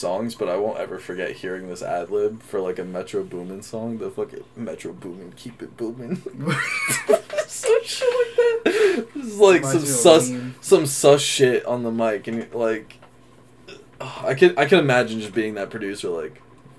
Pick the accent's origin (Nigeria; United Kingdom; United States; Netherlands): United Kingdom; I'm British, yeah.